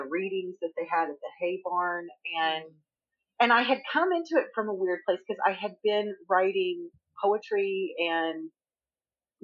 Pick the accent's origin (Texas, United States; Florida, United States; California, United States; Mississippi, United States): Texas, United States; Northeast; also born or lived in Missouri; now in Tennessee, United States; I grew up in Texas for quite a while. And the day I left Texas, is Northeast Texas